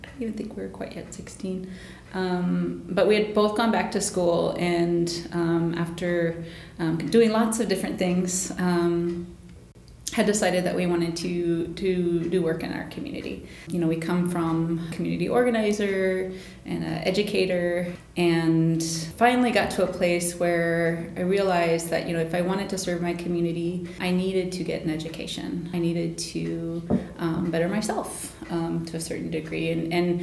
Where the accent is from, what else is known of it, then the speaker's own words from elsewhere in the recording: Flandreau, South Dakota, United States; now in Minneapolis, United States; I'm from Flandreau, South Dakota, a citizen of the Flandreau Santee Sioux tribe